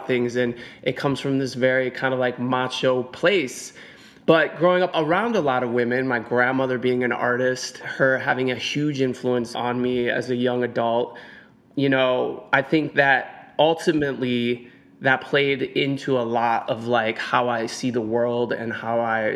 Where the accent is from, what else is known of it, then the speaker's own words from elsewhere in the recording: Cleveland, Ohio, United States; moved away as an adult; now in New York City, United States; growing up in Cleveland, Ohio. You know, that's where I was born and raised. I've lived in New York City for 19 years at this point